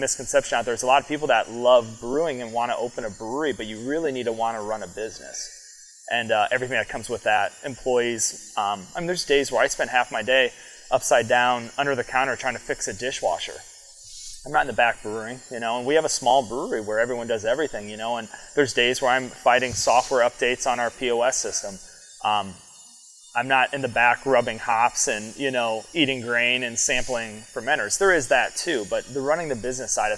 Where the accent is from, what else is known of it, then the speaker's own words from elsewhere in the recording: Iowa, United States; moved away as an adult; also born or lived in San Francisco / Seattle; now in Bellingham, United States; I'm born and raised in Iowa. Lived there my whole life till I was 22